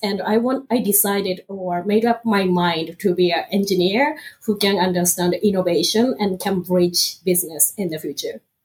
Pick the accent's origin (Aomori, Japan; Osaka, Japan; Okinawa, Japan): Aomori, Japan; English is a second language; moved away as an adult; also born or lived in Tokyo / Philadelphia / Michigan / Alabama; now in North Carolina, United States; I'm from north part of Japan. It's very, very north and very, very far from Tokyo